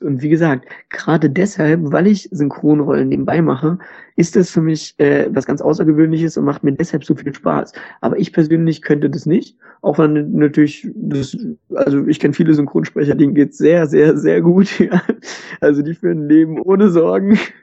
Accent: Germany; bei uns in Deutschland

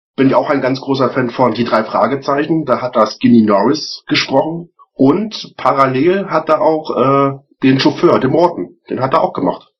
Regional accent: Celle, Lower Saxony, Germany; moved away as an adult; now in Regensburg, Germany; ursprünglich komme ich aus Celle, das ist in der Nähe von Hannover.

